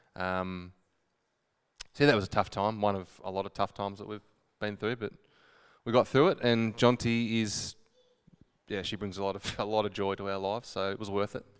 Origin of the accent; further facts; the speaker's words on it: Horsham, Victoria, Australia; I'm born and bred Horsham. Um, I grew up in Haven.